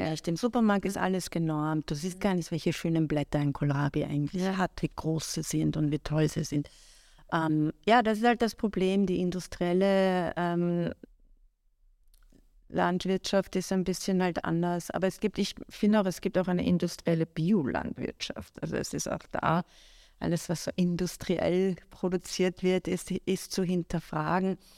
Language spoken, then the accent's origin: German; Iran; also ich kann ja nicht leugnen, wo ich herkomme. Ich bin so, ich bin damit aufgewachsen. Mhm. Aber ähm, ich wollte gar nicht, also mir war auch immer extrem wichtig, jetzt nicht als persische Köchin wahrgenommen zu werden.